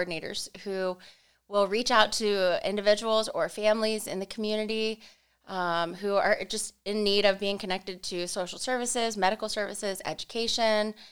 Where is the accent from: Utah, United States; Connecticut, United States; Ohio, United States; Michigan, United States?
Ohio, United States; Dover; I was born and raised in Dover